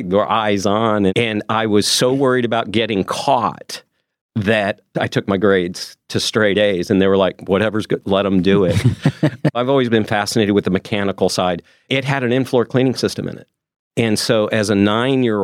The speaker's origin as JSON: {"language": "English", "region": "Arizona", "country": "United States", "tie": "born or raised there", "said": "I was born in Arizona, hot Arizona"}